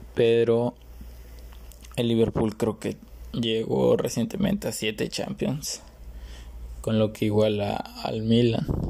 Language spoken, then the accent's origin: Spanish; Mexico; donde soy yo, eh, de México